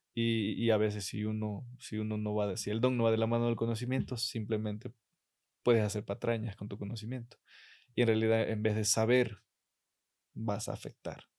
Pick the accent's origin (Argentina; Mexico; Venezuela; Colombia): Mexico; Catemaco, Veracruz; yo sí estoy muy enamorado de mi pueblo